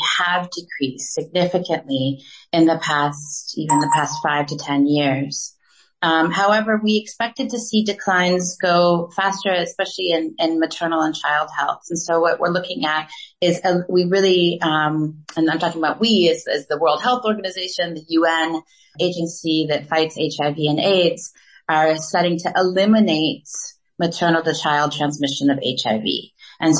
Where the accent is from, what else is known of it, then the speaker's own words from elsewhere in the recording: United States; moved away as an adult; also born or lived in Gabon; now in South Africa; I'm obviously American. I grew up in the United States